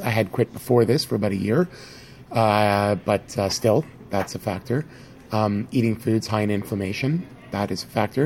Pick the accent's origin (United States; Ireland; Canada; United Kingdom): Canada; I'm from Canada. I live in Toronto